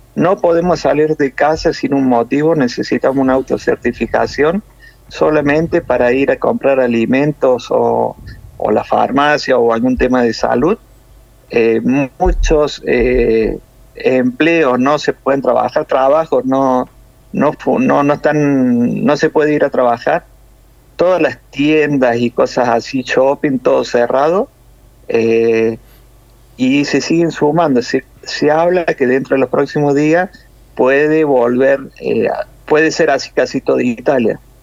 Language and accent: Spanish; Córdoba, Argentina; accent: cordobés; now in Italy; Yo soy de Córdoba Capital